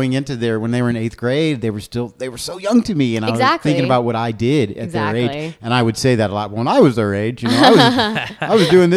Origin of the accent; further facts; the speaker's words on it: Indiana, United States; now in Denver, United States; growing up in Indiana